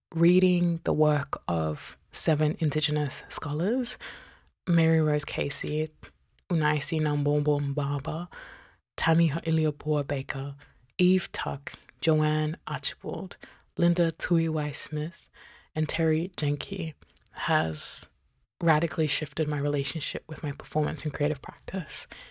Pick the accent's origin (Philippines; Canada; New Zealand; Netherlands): New Zealand; also born or lived in Tokelau (mother's origin) / Fiji (father's origin); now in Australia; I was born in Aotearoa, and I'm currently on Binjab Noongar Butcher